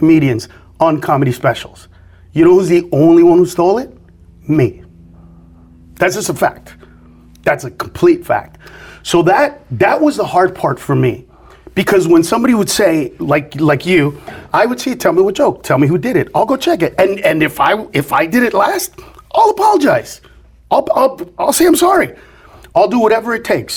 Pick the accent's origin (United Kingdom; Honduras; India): Honduras; now in United States; I'm from Honduras